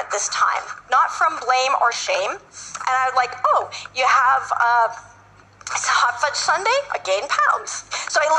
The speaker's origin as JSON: {"language": "English", "country": "Canada", "said": "I'm from Canada"}